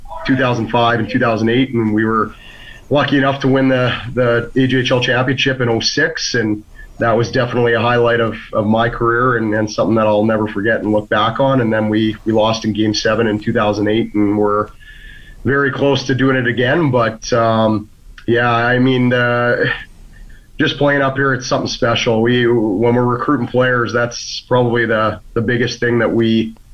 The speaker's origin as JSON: {"language": "English", "town": "Edmonton", "region": "Alberta", "country": "Canada", "tie": "born or raised there", "also_born_or_lived": "Fort McMurray", "said": "I'm actually Edmonton boy, north side. Played all my hockey through the Maple Leaf Athletic Program, but... Yeah, born and raised on the north side"}